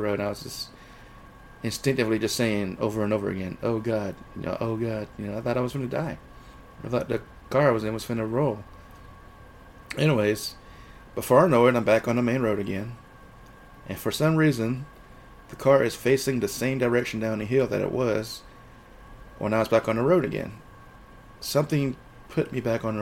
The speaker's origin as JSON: {"language": "English", "region": "Georgia", "country": "United States", "tie": "born or raised there", "also_born_or_lived": "Thailand / Seattle, Washington", "moved": "as an adult", "said": "I was walking down the street in my hometown here"}